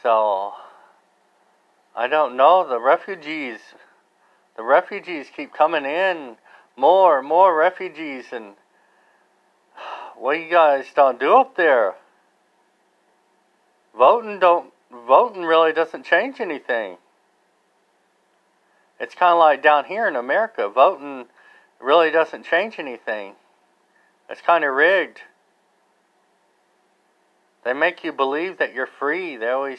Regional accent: United States; I'm not Canadian, but I'm American

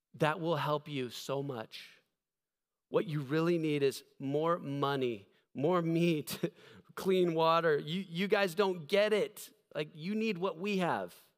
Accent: United States; I'm standing up there as this American pastor

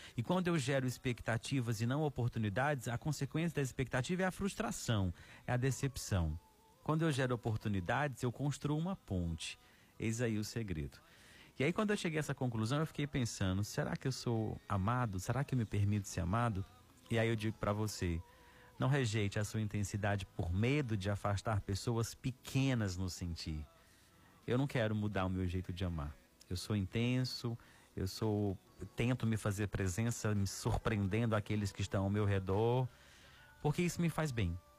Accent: Ceará, Brazil; no interior do nosso Ceará

